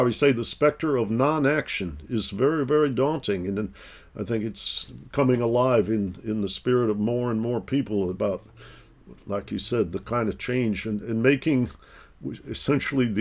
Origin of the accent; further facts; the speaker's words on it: Detroit, Michigan, United States; moved away; also born or lived in East Coast; I grew up in Detroit, Michigan